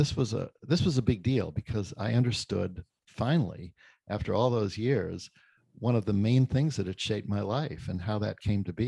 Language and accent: English; Brockton, Massachusetts, United States; I grew up in Brockton, Massachusetts, the only son of an abandoned woman in not very advantaged circumstances